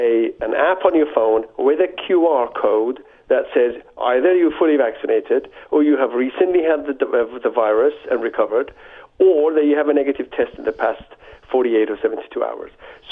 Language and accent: English; United Kingdom; now in France; I have a vested interest in this because I live in France, although I'm a British subject, and I have all my immediate family in Toronto and Montreal.